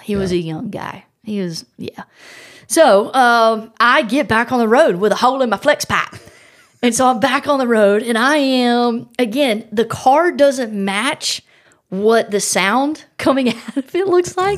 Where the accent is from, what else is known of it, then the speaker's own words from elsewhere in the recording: South Carolina, United States; I'm from South Carolina.